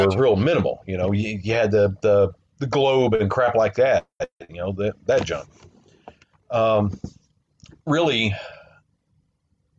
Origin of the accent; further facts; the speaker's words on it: Southern West Virginia, United States; moved away; growing up in Southern West Virginia